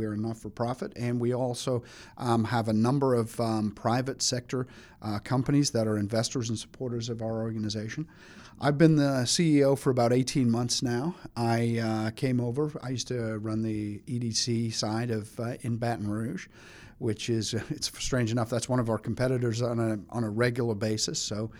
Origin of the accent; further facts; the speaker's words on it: England, United Kingdom; I'm originally from England, but I don't know. Nobody ever gets that from the accent anymore.